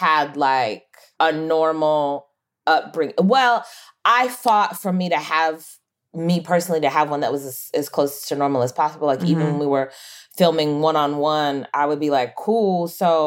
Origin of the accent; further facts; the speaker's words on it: Los Angeles, California, United States; also born or lived in Michigan; I moved to the San Fernando Valley, which I've like only known Los Angeles and the Valley